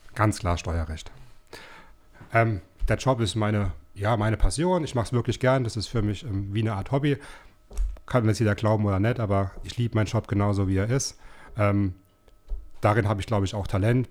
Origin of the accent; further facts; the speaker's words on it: Rhineland-Palatinate, Germany; now in Baden-Württemberg, Germany; Ich bin zwar gebürtiger Pfälzer, aber äh, mittlerweile schon lange wohnhaft